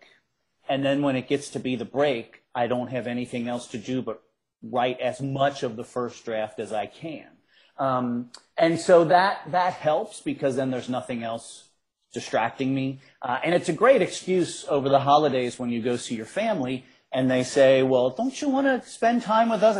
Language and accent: English; Cincinnati, Ohio, United States; so I grew up in Cincinnati. I grew up on the west side of Cincinnati